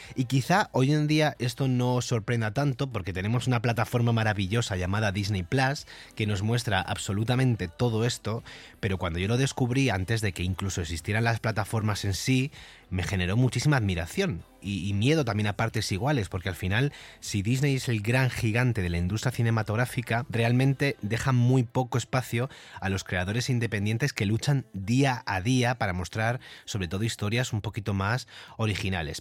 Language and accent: Spanish; Vera, Andalusia, Spain; yo soy de Almería, de un pueblo llamado Vera, que está cerca de otro pueblo que se llama Mojácar